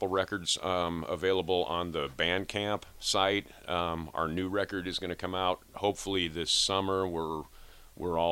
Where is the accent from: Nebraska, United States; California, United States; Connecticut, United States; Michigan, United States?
Nebraska, United States; Lincoln; also born or lived in Colorado; I am from Lincoln